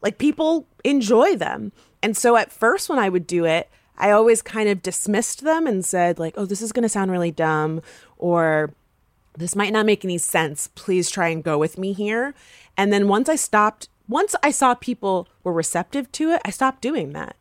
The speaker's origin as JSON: {"language": "English", "region": "Florida", "country": "United States", "said": "I'm from Florida"}